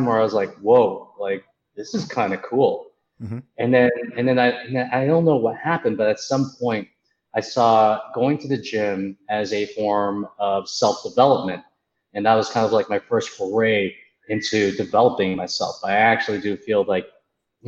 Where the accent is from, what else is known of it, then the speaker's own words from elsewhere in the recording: Markham, Ontario, Canada; I grew up in a small town called Markham, Ontario, and that's okay. In Canada